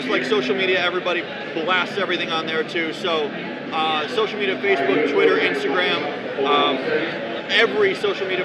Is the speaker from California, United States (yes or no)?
no; Buffalo, New York, United States; I grew up in Western New York. Buffalo. Buffalo.